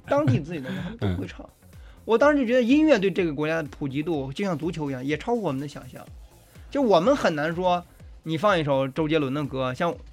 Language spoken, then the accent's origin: Chinese; China; also born or lived in Brazil; 我们中国人的这种肠胃和脾胃是比较虚弱的